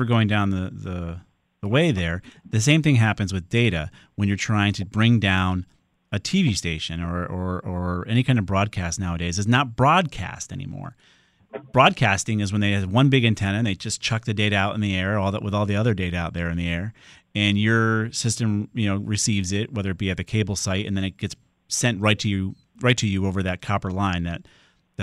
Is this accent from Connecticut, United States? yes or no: yes; Windsor, Connecticut, United States; now in Southington, United States; I'm actually going to call it my hometown, where I'm from these days, because we're there longer than when I grew up in Windsor now